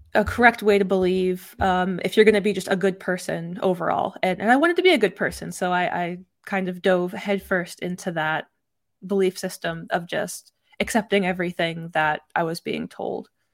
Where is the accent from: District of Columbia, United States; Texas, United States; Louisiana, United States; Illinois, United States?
Texas, United States; I was raised in Texas